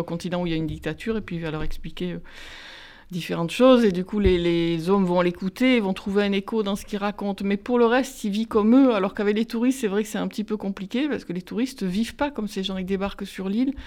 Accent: Marseille, Provence-Alpes-Côte d'Azur, France; je suis d'origine italienne, j'ai grandi à Marseille, dans les quartiers nord

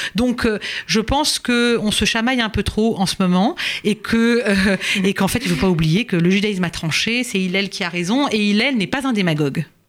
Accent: France; chez nous, en France

